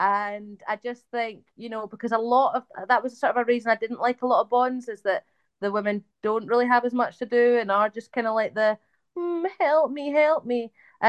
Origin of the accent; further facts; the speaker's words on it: Scotland, United Kingdom; I tell people I'm Scottish. I don't, I would never ever say I was British, not in a million years.